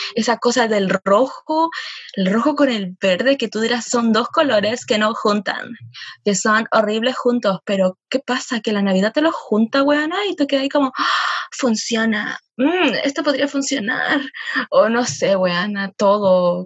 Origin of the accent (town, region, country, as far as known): Chile